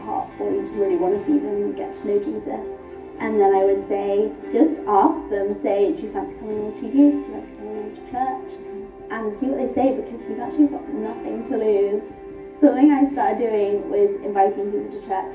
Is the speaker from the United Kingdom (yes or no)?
yes; London, United Kingdom; I'm from Northeast London